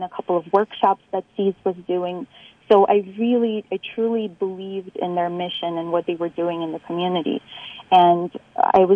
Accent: New York City, New York, United States; I grew up in New York, in Brooklyn, and as being an immigrant and a daughter of immigrants

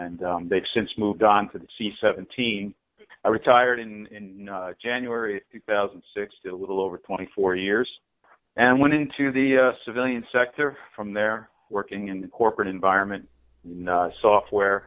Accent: Newburgh, New York, United States; I'm an Orange County guy. I was born and raised in the Newburgh, New Windsor area

